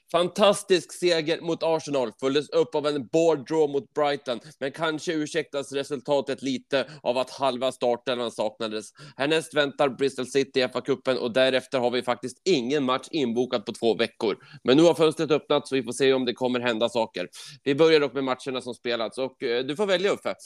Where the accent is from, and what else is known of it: Sweden